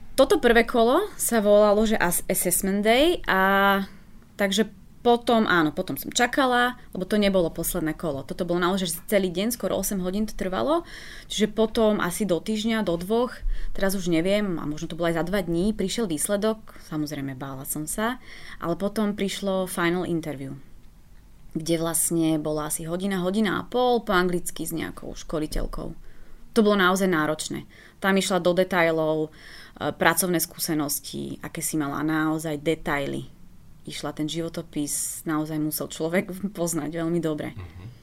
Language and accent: Slovak; Slovakia; ja som bol zo Slovenska